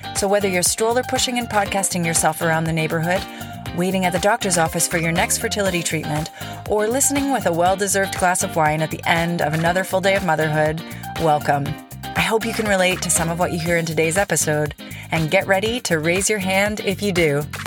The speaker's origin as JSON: {"language": "English", "country": "Canada", "moved": "as an adult", "said": "I'm Canadian, but I live abroad"}